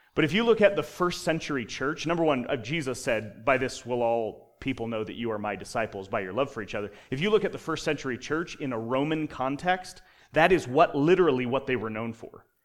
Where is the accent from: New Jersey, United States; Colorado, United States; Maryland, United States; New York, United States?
Colorado, United States; now in Utah, United States; I grew up in Colorado where you're trained to hate Nebraska.